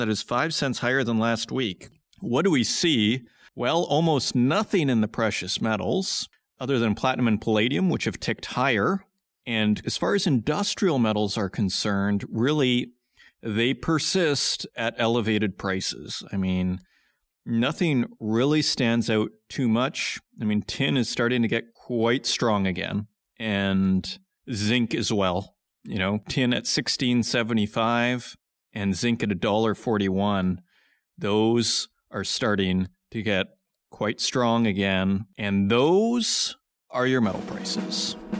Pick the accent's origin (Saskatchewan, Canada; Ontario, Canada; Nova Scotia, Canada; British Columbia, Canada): Saskatchewan, Canada; Saskatoon; Saskatoon, Saskatchewan, my hometown